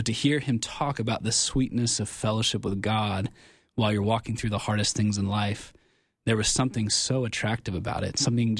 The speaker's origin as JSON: {"language": "English", "town": "Cincinnati", "region": "Ohio", "country": "United States", "tie": "born or raised there", "said": "I'm from Cincinnati, Ohio"}